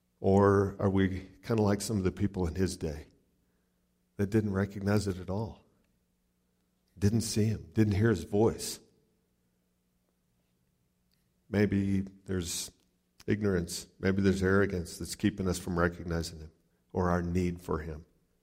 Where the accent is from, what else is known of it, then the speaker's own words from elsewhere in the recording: Ohio City, Ohio, United States; I'm a redneck from Ohio City.